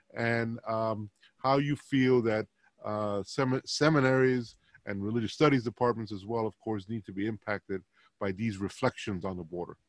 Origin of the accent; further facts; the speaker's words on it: New York City, New York, United States; Puerto Rican New Yorkers